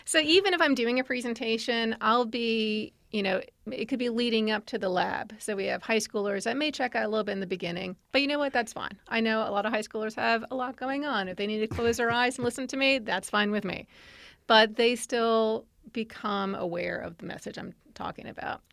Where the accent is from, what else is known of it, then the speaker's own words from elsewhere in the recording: New York, United States; moved away as an adult; now in Virginia, United States; I'm from New York